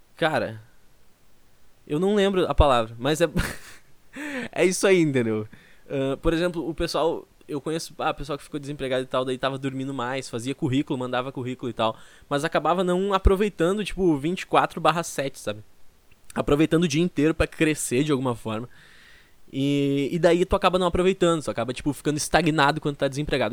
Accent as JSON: {"language": "Portuguese", "town": "Porto Alegre", "region": "Rio Grande do Sul", "country": "Brazil", "said": "eu sou de Porto Alegre"}